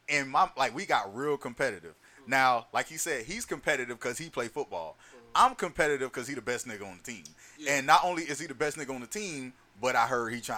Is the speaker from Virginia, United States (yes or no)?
no; Florida, United States; because I'm from Florida